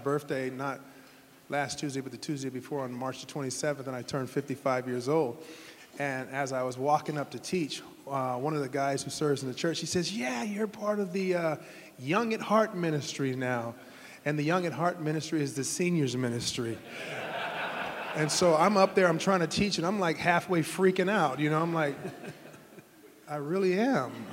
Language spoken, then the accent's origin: English; Santa Barbara, California, United States; moved away as an adult; now in Las Vegas, United States; I'm from Santa Barbara, California